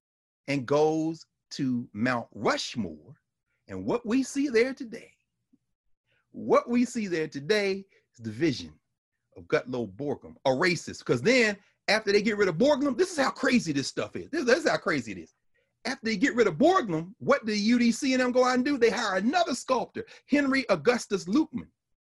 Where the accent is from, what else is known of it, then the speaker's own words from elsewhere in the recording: Nigeria; I'm Nigerian. Let me tell you, that's what they call the Brothers War in Nigeria.